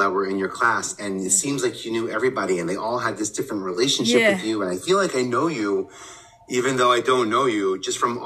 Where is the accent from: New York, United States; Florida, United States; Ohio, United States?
New York, United States; New York City; I'm from Staten Island. I brought my Tottenville High School